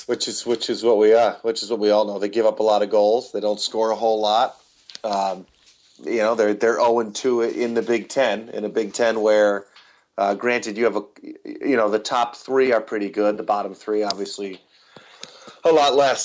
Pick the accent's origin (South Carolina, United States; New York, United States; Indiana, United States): New York, United States; Albany; I grew up just outside of Albany, New York